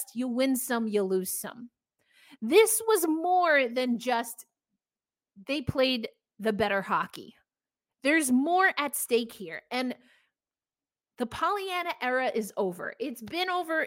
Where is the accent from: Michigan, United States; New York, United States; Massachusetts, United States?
New York, United States; I'm from New York